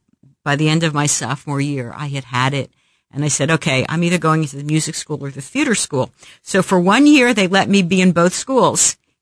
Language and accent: English; Philadelphia, Pennsylvania, United States; moved away as an adult; also born or lived in Manhattan, New York / Princeton, New Jersey / Louisville, Kentucky; now in Kansas City, United States; I was born and raised on the East Coast, grew up in Philadelphia.